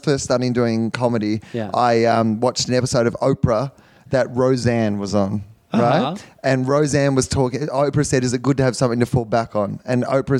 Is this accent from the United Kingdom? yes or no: no; Australia; now in Los Angeles, United States; as an Australian